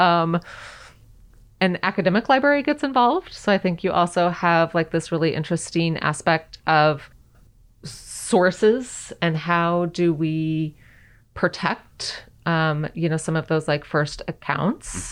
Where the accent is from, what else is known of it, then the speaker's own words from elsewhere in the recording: the West, United States; I grew up in the West